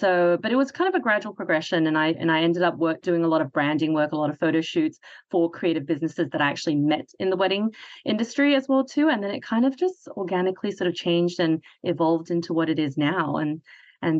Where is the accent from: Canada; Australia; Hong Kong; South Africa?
Hong Kong; I'm from Hong Kong, so Chinese culture